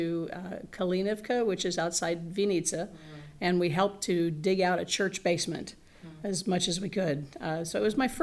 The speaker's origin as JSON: {"language": "English", "region": "central Indiana", "country": "United States", "tie": "born or raised there", "said": "I grew up in Indiana, central Indiana, and have been here essentially all of my life"}